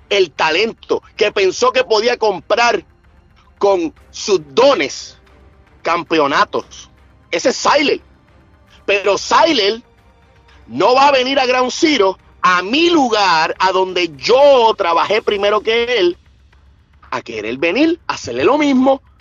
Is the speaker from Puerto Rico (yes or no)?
yes; Puerto Rico; yo tengo que decir videos fatulos como típico puertorriqueño que se queda en la isla